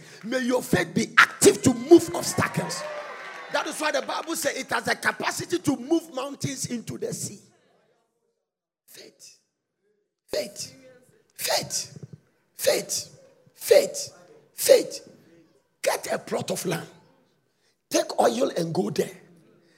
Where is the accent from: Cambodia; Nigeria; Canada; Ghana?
Ghana; I'm a Ghanaian